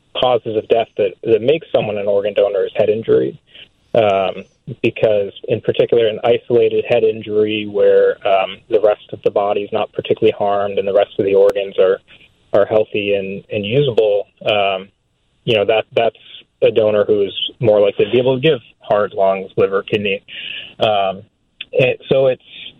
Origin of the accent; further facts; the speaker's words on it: Michigan, United States; now in Boston, United States; I'm from Michigan, so I'm a Midwesterner.